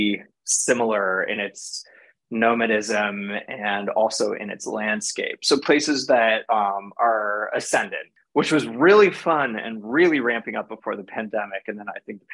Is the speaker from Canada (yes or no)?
yes; Canada; moved away as an adult; also born or lived in Paris, France; I grew up in Canada